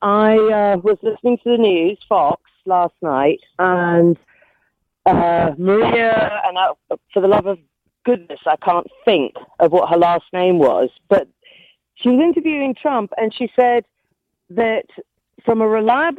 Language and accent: English; United Kingdom; now in United States; I'm educated in the United Kingdom.